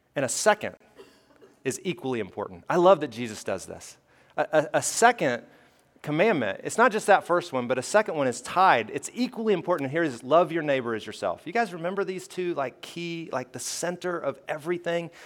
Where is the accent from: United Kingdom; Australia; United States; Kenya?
United States; Alabama; I grew up in Alabama